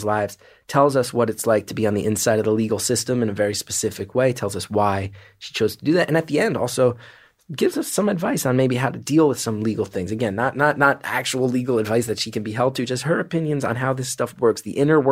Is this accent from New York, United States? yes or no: yes; New York City, New York, United States; also born or lived in New Jersey; I'm from New York City